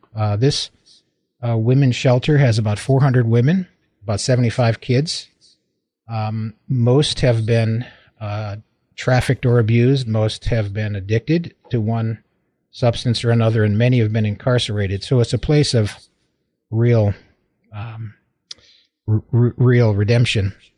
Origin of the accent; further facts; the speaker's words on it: Waterbury, Connecticut, United States; moved away as an adult; also born or lived in Michigan / Oklahoma; now in California, United States; I was born in Waterbury, Connecticut